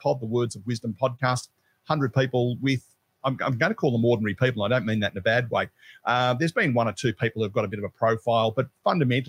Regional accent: Melbourne, Victoria, Australia; I grew up in Melbourne

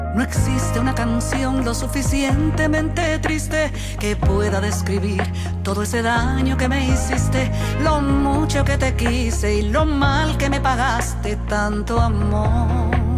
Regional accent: Dominican Republic; nos caracteriza como dominicanos

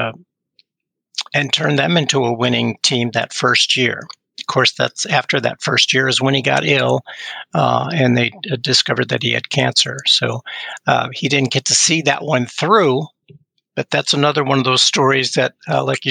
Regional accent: Western New York, United States; now in Texas, United States; I grew up in Western New York.

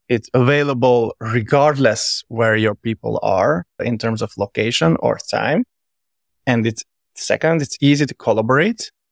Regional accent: Hungary; moved away as an adult; also born or lived in Verona, Italy / Budapest, Hungary / London, United Kingdom; I'm originally from Hungary, by the way, but I live, like, pretty much everywhere, all over the place

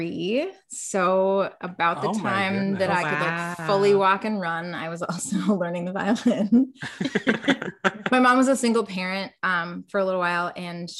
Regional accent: Minneapolis, Minnesota, United States; as someone growing up in Minneapolis

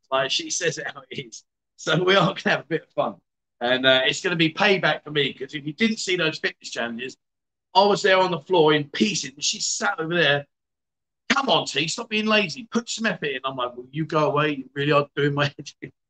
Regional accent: Khon Kaen, Thailand; I'm in the middle of talking. I'm from Khon Kaen. I'm from Khon Kaen.

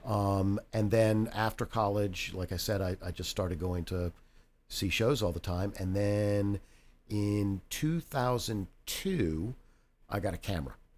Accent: Reston, Virginia, United States; I'm, I'm from Reston originally, so I moved back to Reston.

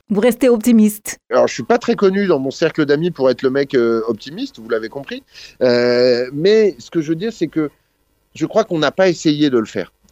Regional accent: France; moi je suis français, donc la société française a quelque chose à dire

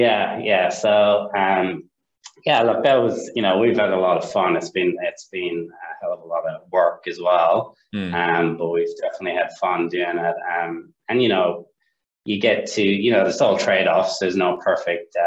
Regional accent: Ireland; accent: Irish; moved away as an adult; now in Sydney, Australia; I'm Irish, as you can probably tell by the accent

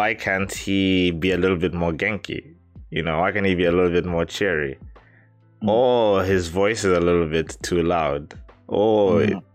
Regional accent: Kenya; now in Japan; As Kenyans

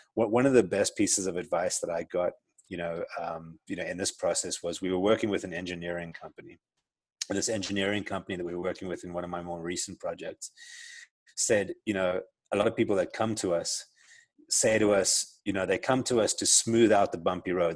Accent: South Africa; accent: South African; moved away as an adult; also born or lived in Johannesburg; now in Arizona, United States; I grew up in South Africa, as you can tell from my accent. I'm South African

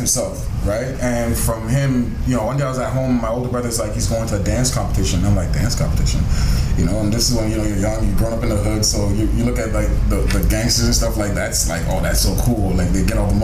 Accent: Toronto, Ontario, Canada; I'm from Toronto, born and raised

